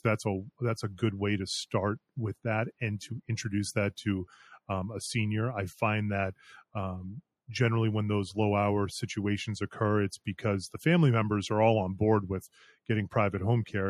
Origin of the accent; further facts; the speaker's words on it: Concord, Massachusetts, United States; moved away as an adult; also born or lived in Colorado / Florida; I grew up in the area, I grew up in Concord.